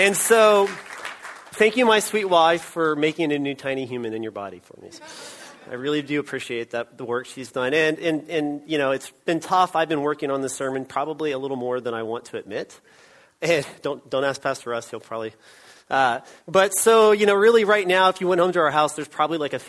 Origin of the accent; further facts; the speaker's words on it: Austin, Texas, United States; also born or lived in Oregon; I was born right here in Austin, Texas